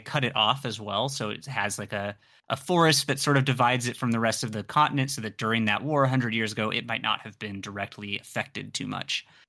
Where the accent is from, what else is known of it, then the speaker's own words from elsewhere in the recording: San Diego, California, United States; I grew up in San Diego, so I'm familiar with Spanish.